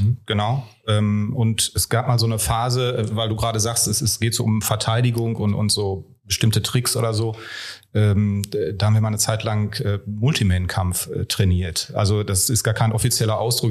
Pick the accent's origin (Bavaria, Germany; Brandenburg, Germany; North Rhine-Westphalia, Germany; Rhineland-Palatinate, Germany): North Rhine-Westphalia, Germany; Ruhr area; moved away; ich ja ursprünglich auch ein Kind des Ruhrpots bin